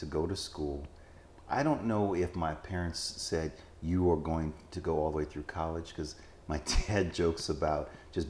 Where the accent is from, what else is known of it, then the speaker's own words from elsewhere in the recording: Los Angeles, California, United States; moved away as an adult; also born or lived in Texas / Germany / Maryland; So I was born in Los Angeles, California.